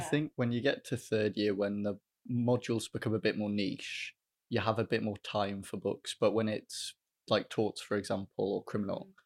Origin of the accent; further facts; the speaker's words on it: Welsh, Wales, United Kingdom; as a Welsh student